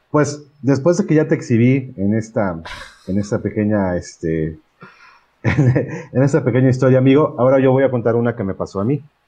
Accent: Puebla, Mexico; yo soy de Puebla

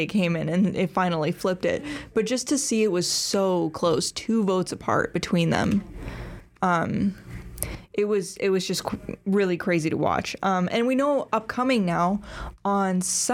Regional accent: Grand Forks, North Dakota, United States; I'm from Grand Forks, North Dakota

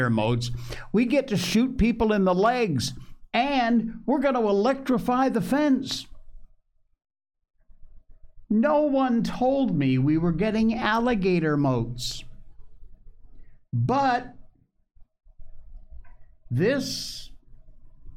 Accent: Connecticut, United States; moved away; sort of my hometown in Connecticut

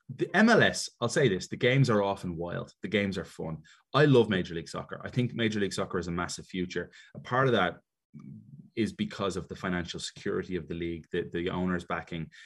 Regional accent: Dublin, Leinster, Ireland; moved away as an adult; also born or lived in Chicago, United States / Miami, United States; now in Atlanta, United States; I was always quite American as a kid growing up in Ireland because my mother's from Chicago.

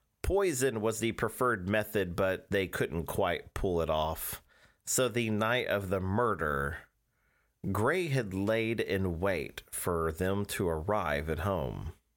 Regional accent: Cortland, New York, United States; born there; now in East Orange, United States; We live in East Orange, New Jersey. I was born in Cortland, New York.

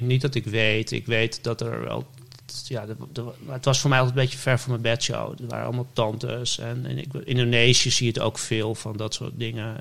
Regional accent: West-Friesland, North Holland, Netherlands; moved away; also born or lived in Amsterdam; ik ben in West-Friesland opgegroeid

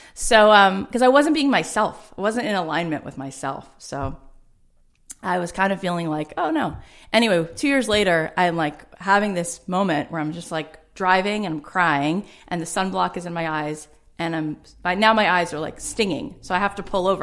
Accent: South Florida, United States; now in Los Angeles, United States; I grew up in South Florida, um, in a suburb

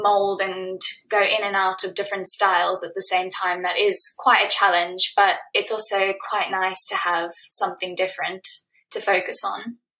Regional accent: Johannesburg, Gauteng, South Africa; also born or lived in Bloemfontein, South Africa / Cape Town, South Africa; now in United Kingdom; I was born in 1994 in Bloemfontein, South Africa, and I grew up in Johannesburg where my entire family lived.

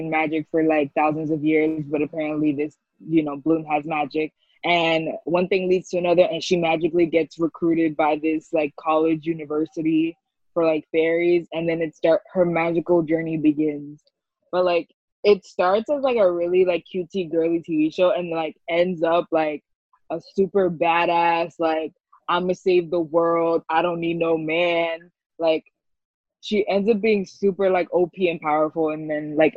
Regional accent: New York City, New York, United States; So I was born and raised in New York, grew up in the Bronx

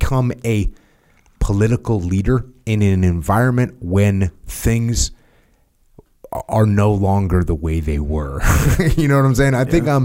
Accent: United States; I'm American

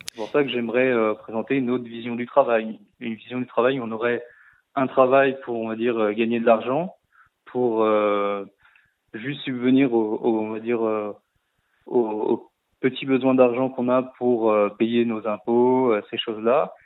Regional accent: Saône-et-Loire, Bourgogne-Franche-Comté, France; also born or lived in Lyon / Canada; je viens quand même de la Saône-et-Loire

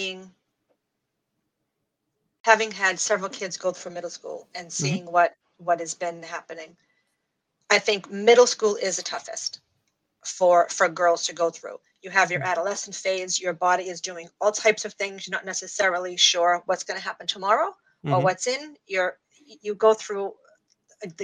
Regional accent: Boston, Massachusetts, United States; also born or lived in Plymouth, Massachusetts; I'm from East Boston, born and raised

